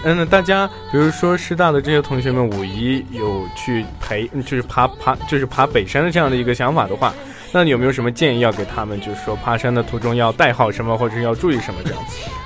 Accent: Xinjiang, China; moved away as an adult; now in Jinhua, China; 我作为一个新疆人

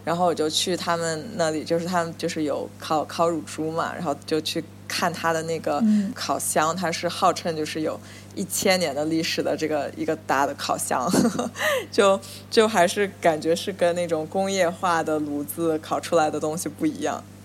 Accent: Nanjing, Jiangsu, China; moved away as an adult; now in New York, United States; 我小时候嗯。在南京

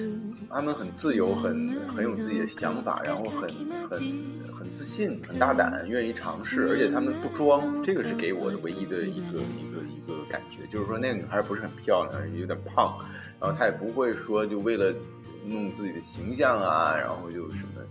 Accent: United States; 所以你不要觉得我们美国人都像那么样的生活

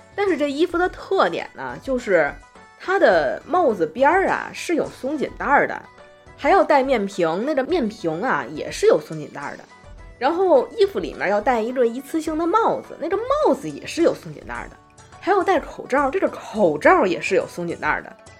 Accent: Tianjin, China; 我自己作为天津人

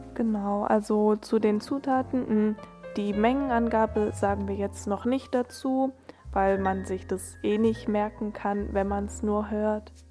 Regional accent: Germany; als Deutscher

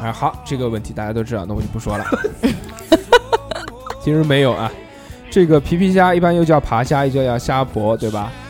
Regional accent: Sichuan, China; 我们四川人讲，叫白龙门阵

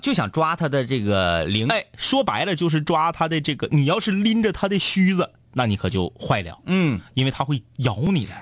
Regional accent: Liaoning, China; 我们老家呢，辽宁那片儿呢，叫妈岭

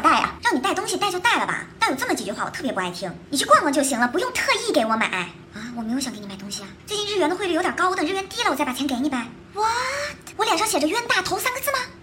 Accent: Shanghai, China; 作为一个上海人

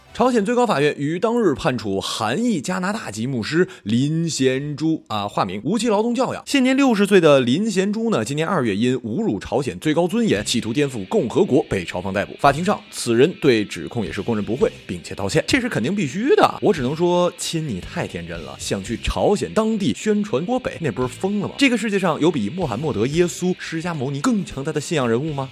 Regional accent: Northeast China, China; 作为东北人的我

